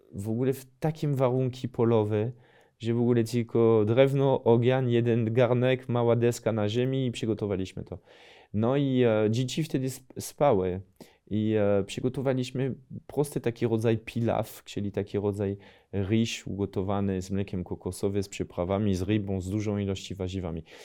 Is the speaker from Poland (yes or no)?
no; near Lille, Hauts-de-France, France; Polish is a second language; moved away; mogę mieć taki akcent z regionu, skąd pochodzę w ogóle we Francji, czyli to jest północ Francji, powyżej Paryża, to jest 80 km od Dunkerque, 200 km od Paryża